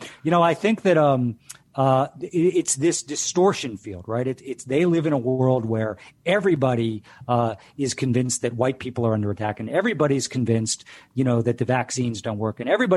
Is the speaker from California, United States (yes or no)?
no; Delaware, United States; I grew up in Delaware